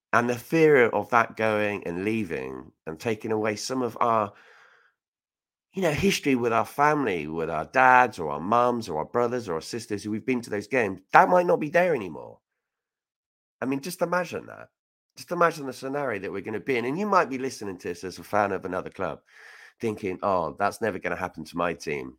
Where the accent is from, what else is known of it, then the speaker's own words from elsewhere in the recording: Reading, South East England, United Kingdom; I'm from Reading. I'm proud to be from there.